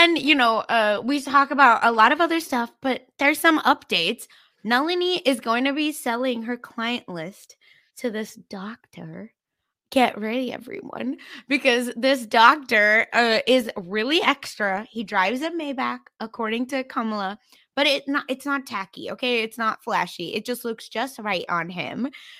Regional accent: Mumbai, Maharashtra, India; like I'm from Mumbai, which is like a more cosmopolitan city

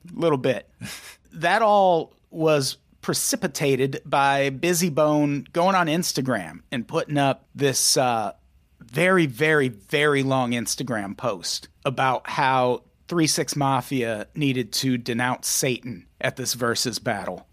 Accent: Midwest, United States; I grew up in the Midwest

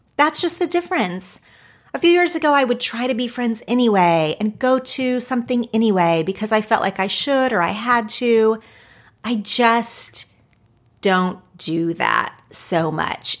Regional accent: Oklahoma, United States; now in Los Angeles, United States; growing up in Oklahoma, living in Los Angeles

